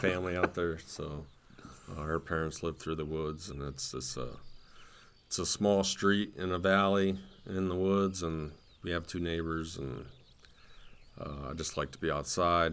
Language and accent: English; Canton, Ohio, United States; I'm from Canton, Ohio, and we have the Pro Football Hall of Fame